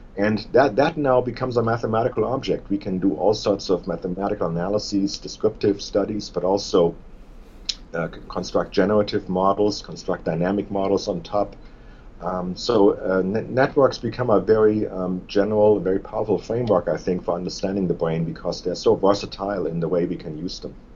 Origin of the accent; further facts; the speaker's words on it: Germany; moved away as an adult; also born or lived in Tübingen, Germany; now in Bloomington, United States; I was born in Germany